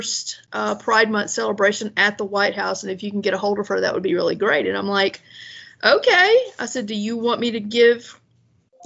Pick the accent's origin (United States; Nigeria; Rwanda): United States; Deep South; moved away; growing up in the Deep South was just being gay was not okay.